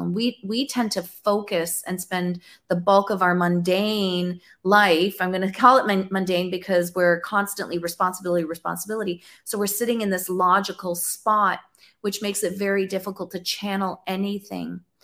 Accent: Canada; I'm from Canada. I'm in Ontario.

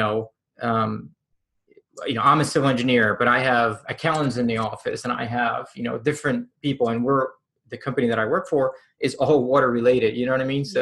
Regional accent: Puerto Rico; moved away; I'm from Puerto Rico

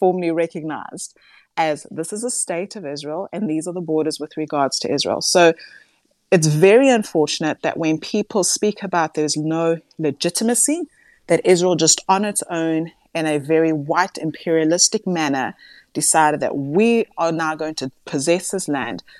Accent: South Africa; as a South African

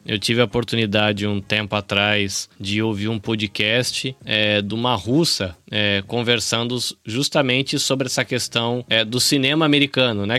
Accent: Brazil; now in Japan; Mas na minha cabeça, como brasileiro

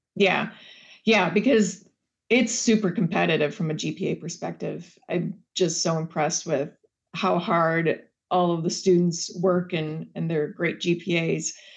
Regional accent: Wisconsin, United States; I grew up in Wisconsin

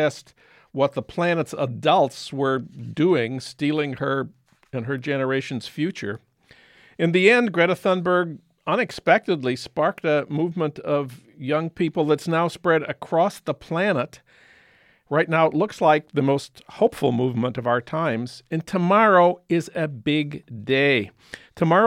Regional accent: St. Paul, Minnesota, United States; now in Los Angeles, United States; in St. Paul at the Science Museum, my hometown

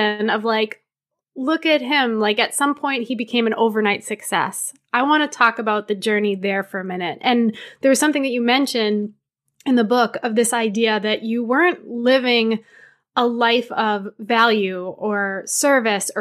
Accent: New Hampshire, United States; I grew up in New Hampshire

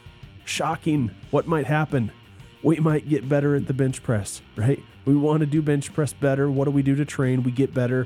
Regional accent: United States; I'm an American, typical American

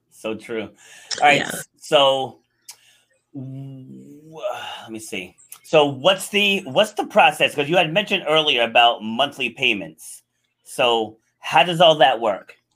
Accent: Rhode Island, United States; born or raised there; also born or lived in New York City

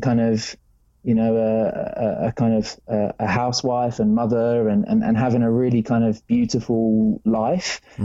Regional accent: England, United Kingdom; moved away; I grew up in England, the land of rain

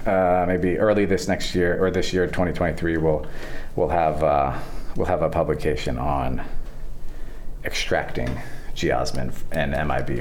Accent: Maine, United States; I grew up in Maine fishing for brook trout in the streams

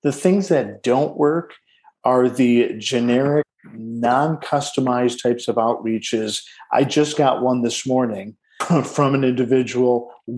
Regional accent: Detroit, Michigan, United States; born there; I was born in Detroit, Michigan, in the shadow of a Ford manufacturing plant's smokestack, as my mother likes to say.

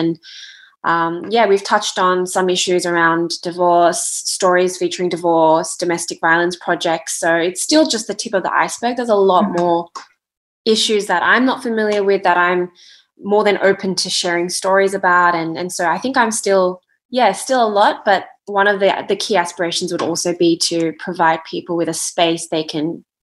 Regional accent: Australia; what Korean festivals have I been to growing up in Australia?

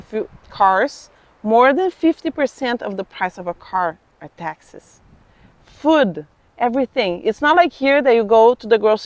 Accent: Brazil; now in United States; in my hometown, my hometown has 60,000 people

